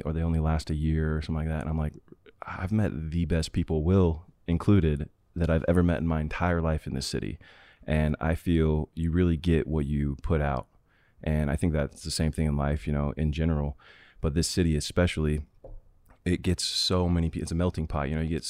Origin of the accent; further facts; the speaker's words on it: Sacramento, California, United States; also born or lived in Florida; I grew up in California for the most part. And, you know, my family lived in Florida for a little bit.